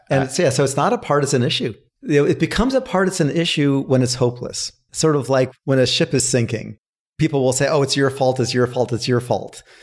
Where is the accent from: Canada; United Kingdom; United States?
United States; I grew up in Washington